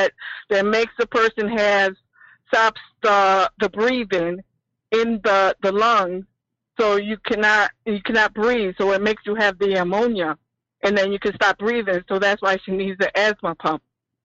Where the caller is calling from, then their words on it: Rochester, New York, United States; Hi, I'm calling from Rochester, New York, upstate, not Cuomo State.